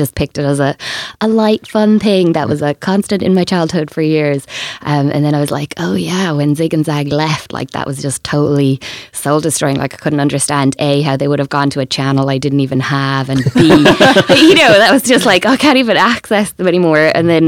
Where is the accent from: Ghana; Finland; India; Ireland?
Ireland; Waterford, Munster; In Waterford.